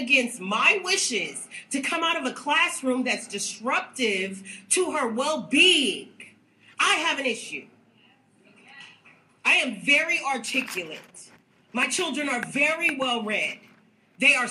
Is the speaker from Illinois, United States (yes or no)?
no; Texas, United States; now in California, United States; I'm from Texas. So this don't go on in Texas